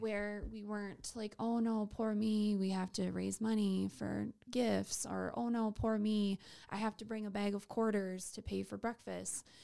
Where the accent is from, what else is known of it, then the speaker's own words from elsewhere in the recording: Waubay, South Dakota, United States; now in Sioux Falls, United States; So, I am from Wabe, South Dakota.